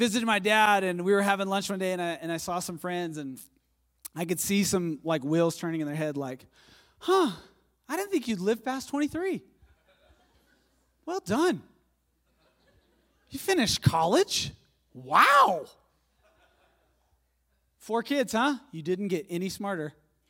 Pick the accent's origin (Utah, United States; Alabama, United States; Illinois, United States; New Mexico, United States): New Mexico, United States; Hobbs; now in Lubbock, United States; I grew up in Hobbs. Like, I'm super Hobbs. Like, I was, my parents were on the way to a Hobbs basketball game when I was born.